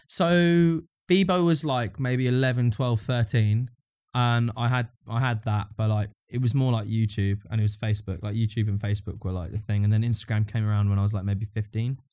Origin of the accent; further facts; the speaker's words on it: Brighton, South East England, United Kingdom; also born or lived in Eastbourne; I grew up in and around Brighton. So I was born in Brighton, then, like, I, like, moved to, like, a, I moved to a place called Eastbourne when I was real young and then moved back to Brighton